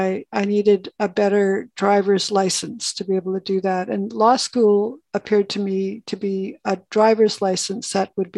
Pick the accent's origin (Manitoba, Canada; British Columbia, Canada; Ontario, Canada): British Columbia, Canada; Northeast; now in Victoria, Canada; I'm from Northeast British Columbia, what's called the Treaty 8 area of BC. My community is Soto First Nation, and I grew up not on reserve, but in that whole area